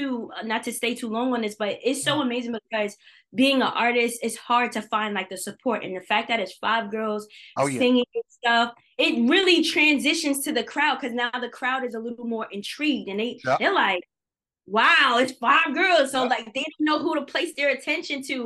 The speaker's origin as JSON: {"language": "English", "town": "New York City", "region": "New York", "country": "United States", "said": "we're from New York City, from Brooklyn"}